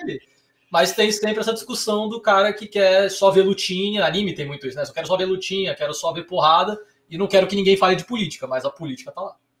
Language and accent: Portuguese; São Paulo, Brazil; also born or lived in Rio de Janeiro; sou aqui de São Paulo, mas fui fazer faculdade no Rio de Janeiro